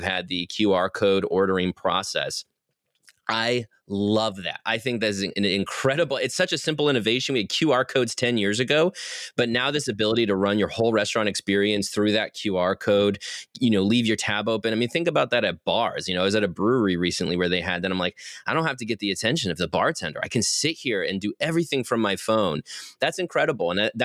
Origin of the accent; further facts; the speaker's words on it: Athens, Ohio, United States; moved away as an adult; also born or lived in Chicago, Illinois; now in North Carolina, United States; my hometown of Athens, Ohio, which is this lovely little utopia in Southeast Ohio